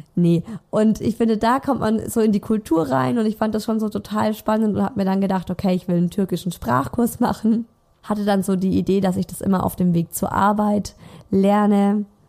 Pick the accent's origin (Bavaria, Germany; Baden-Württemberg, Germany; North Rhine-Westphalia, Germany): Baden-Württemberg, Germany; Swabia; accent: Swabian; now in Munich, Germany; ich spreche Schwäbisch mit ihm, nicht krasses Schwäbisch, aber es gibt schon viele Wörter, die ich einfach anders ausspreche